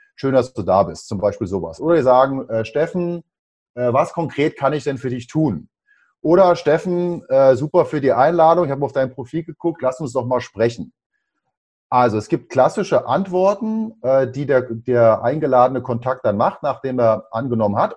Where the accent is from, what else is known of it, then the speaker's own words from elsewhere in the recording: Berlin, Germany; bin gebürtiger Berliner